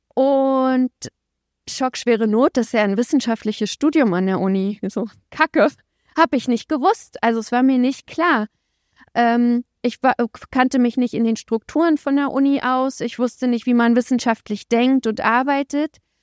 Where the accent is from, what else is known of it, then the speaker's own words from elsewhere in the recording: Templin, Brandenburg, Germany; Ich bin in Templin geboren, das ist so eine Kleinstadt in der Uckermark in Brandenburg